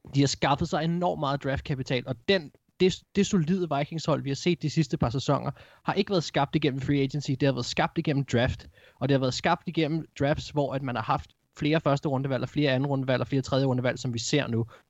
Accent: Gladsaxe, Capital Region of Denmark, Denmark; kommer fra den, den by, hvor jeg kommer fra, Gladsaxe

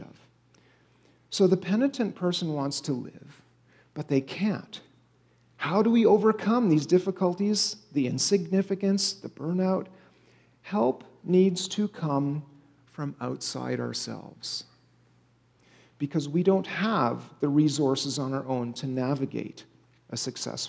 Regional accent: Canada; now in United States; my home country of Canada

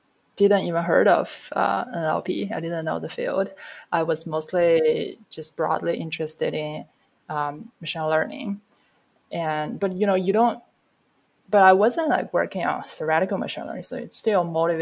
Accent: China; moved away as an adult; now in United States; when I was brought up in China

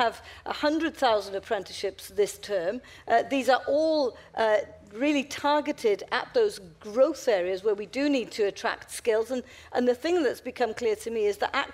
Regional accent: Welsh, Wales, United Kingdom; I'm proudly British, as well as being proudly Welsh

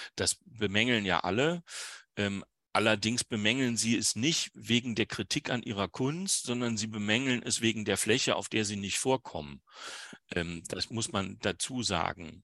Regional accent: Wuppertal, North Rhine-Westphalia, Germany; in meiner Heimatstadt äh, Wuppertal

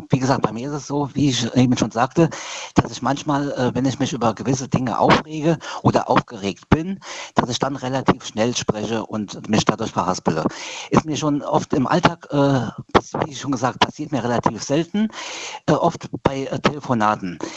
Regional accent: Queidersbach, Rhineland-Palatinate, Germany; Ähm, aus Quaidersbach.

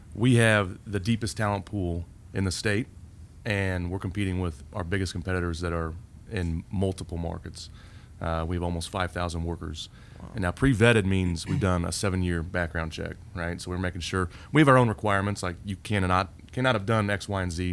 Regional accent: Indianapolis, Indiana, United States; also born or lived in Fort Myers Beach, Florida; now in Indianapolis, United States; I grew up here

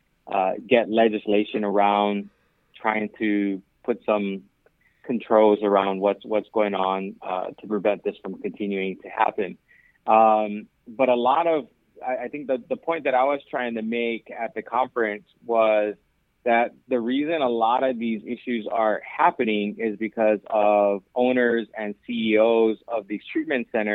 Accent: Hawaii, United States; moved away as an adult; also born or lived in Southern California; now in Aliso Viejo, United States; I'm originally from Hawaii and moved here to Southern California about 8 years ago

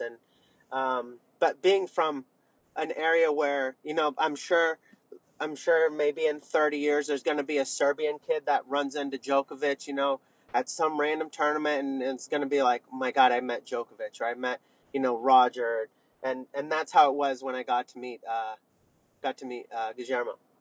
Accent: Sonoma County, California, United States; moved away as an adult; also born or lived in Northeast United States; now in Northeast, United States; I grew up in Sonoma County

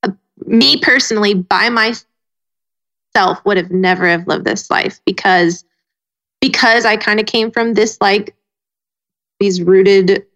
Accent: Snellville, Georgia, United States; moved away as an adult; We're all from Snellville, Georgia. We've grown up there right outside of Atlanta

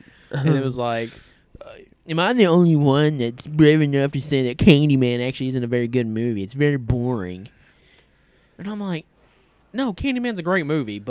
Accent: Tennessee, United States; We're fucking from Tennessee.

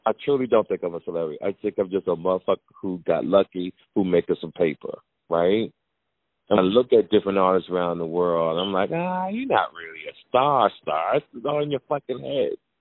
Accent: Jersey City, New Jersey, United States; I grew up in Jersey City, New

